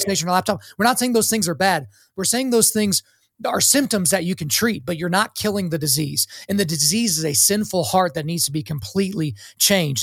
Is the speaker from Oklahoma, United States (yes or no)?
yes; Oklahoma, United States; I was born in Oklahoma